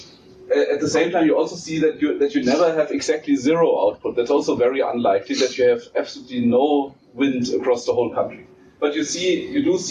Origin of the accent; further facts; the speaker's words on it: Germany; now in South Africa; from my home country in Germany